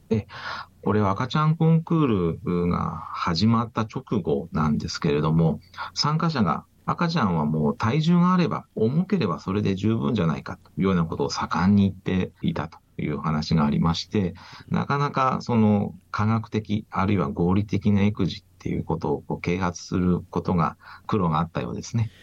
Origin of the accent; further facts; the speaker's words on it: Yokohama, Kanagawa, Japan; moved away as an adult; now in Okinawa, Japan; 出身は横浜なんですけれども縁が沖縄に来まして